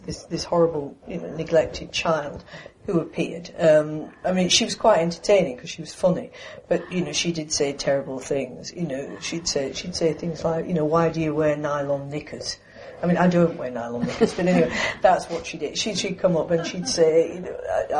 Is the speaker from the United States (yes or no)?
no; United Kingdom; I'm British